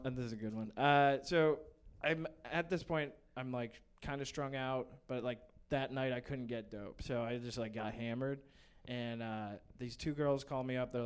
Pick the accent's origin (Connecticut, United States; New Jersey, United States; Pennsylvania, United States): Connecticut, United States; Fairfield; I was living in Fairfield, Connecticut, but I grew up like right on the Bridgeport border